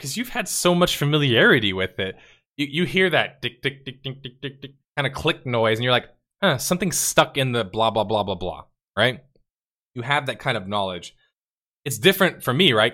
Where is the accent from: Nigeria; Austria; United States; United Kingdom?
United States; As an American